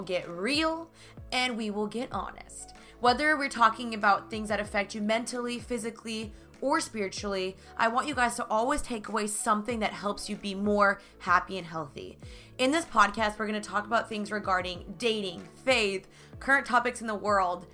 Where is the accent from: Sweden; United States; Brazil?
United States; Dallas, Texas; moved away as an adult; now in Los Angeles, United States; I'm originally from Dallas, Texas, but I moved to LA 2 years ago